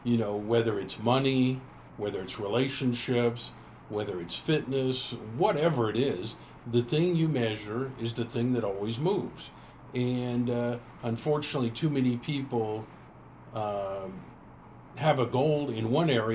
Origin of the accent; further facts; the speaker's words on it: Tulsa, Oklahoma, United States; I grew up here in Tulsa